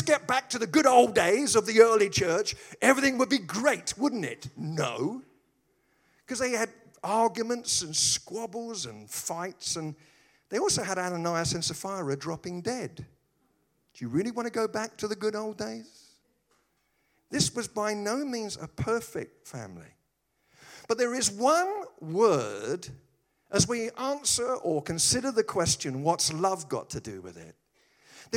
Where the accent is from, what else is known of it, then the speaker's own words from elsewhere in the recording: United Kingdom; I'm British